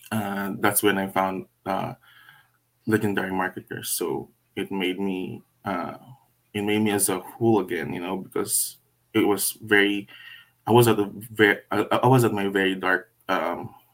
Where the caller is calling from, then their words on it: Vancouver, British Columbia, Canada; Um, calling from Vancouver, BC, Canada